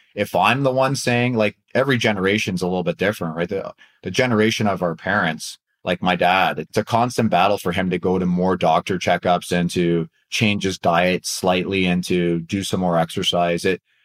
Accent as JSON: {"language": "English", "country": "Canada", "also_born_or_lived": "Anaheim, United States", "moved": "as an adult", "lives_now": "United States", "said": "I'm a Canadian living in the U.S."}